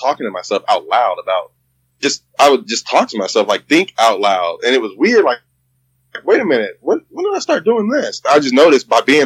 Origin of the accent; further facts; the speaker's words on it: Indiana, United States; also born or lived in Ohio; I relocated from Ohio to Indiana, which is my hometown anyway